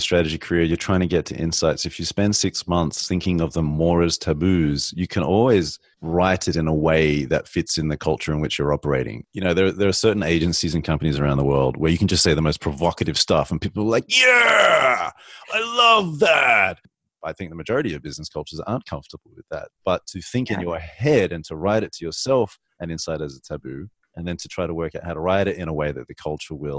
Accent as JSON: {"language": "English", "country": "Australia", "accent": "Australian", "moved": "as an adult", "lives_now": "United States"}